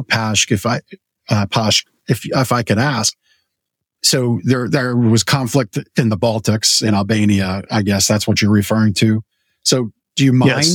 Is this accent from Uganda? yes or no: no; Canada; now in United States; I was born in Canada and lived here with green card